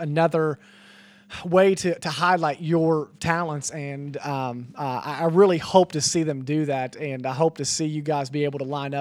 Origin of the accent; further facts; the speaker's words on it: West Virginia, United States; we're actually from West Virginia